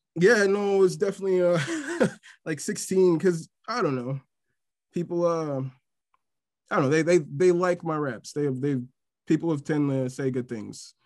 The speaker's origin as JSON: {"language": "English", "town": "Milwaukee", "region": "Wisconsin", "country": "United States", "tie": "born or raised there", "said": "born and raised in Milwaukee, Wisconsin."}